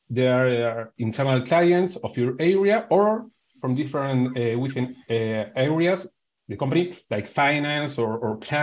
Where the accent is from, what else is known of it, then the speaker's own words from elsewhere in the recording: Argentina; I'm from Argentina